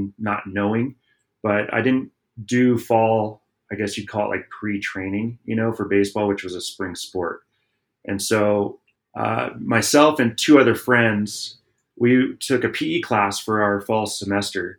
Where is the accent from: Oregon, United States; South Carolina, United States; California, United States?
California, United States; Southern; we also did a lot of action sports growing up in Southern California.